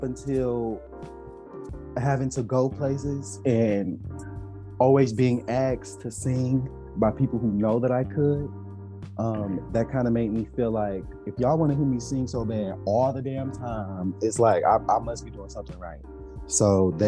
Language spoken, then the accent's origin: English; Detroit, Michigan, United States; I was born and raised in Detroit.